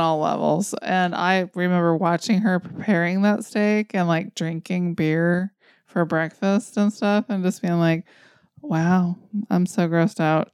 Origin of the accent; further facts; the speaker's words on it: United States; as an American